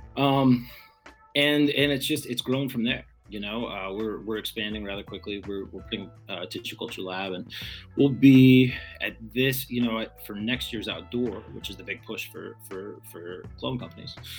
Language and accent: English; Texas, United States; moved away as an adult; also born or lived in Vancouver Island, British Columbia; now in Michigan, United States; the place that I grew up was in Texas